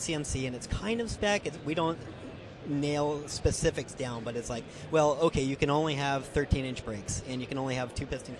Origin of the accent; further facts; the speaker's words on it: California, United States; I grew up in California at the racetracks out there, and I just remember going to Laguna Seca